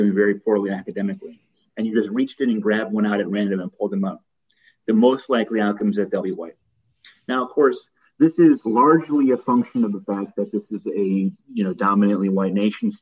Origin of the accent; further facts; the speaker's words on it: Connecticut, United States; now in New York City, United States; I grew up in Connecticut